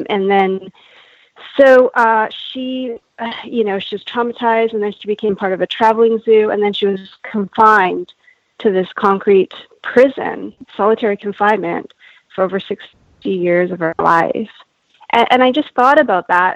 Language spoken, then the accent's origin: English; Canada; now in California, United States; born and raised in Canada, but my parents are Japanese and they're from Japan. And I'm currently residing in California